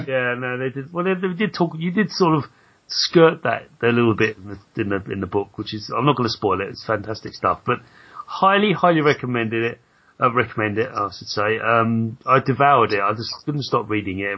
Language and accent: English; London, United Kingdom; I was brought up in in Southeast London